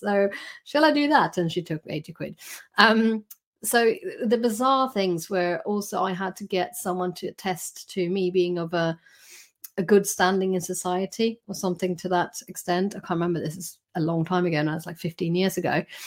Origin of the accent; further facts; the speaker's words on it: Sweden; moved away as an adult; now in United Kingdom; I was born in Sweden and I did my, my doctoral training there